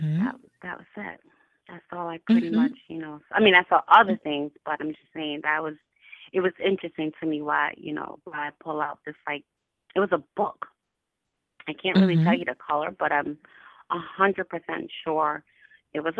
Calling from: Albany, United States; I'm calling you from Albany

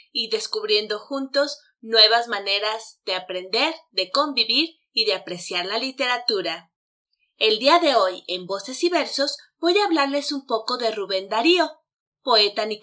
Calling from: Mexico City, Mexico; Hola, ¿qué tal? … los saludo desde la Ciudad de México.

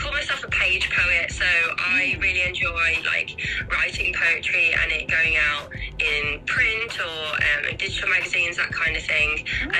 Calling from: Staffordshire, West Midlands, United Kingdom; So I'm calling from Staffordshire, which is in England, UK.

